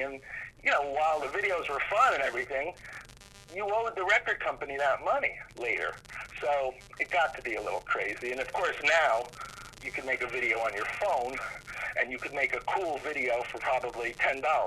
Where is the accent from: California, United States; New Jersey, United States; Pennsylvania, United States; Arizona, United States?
New Jersey, United States; We're from New Jersey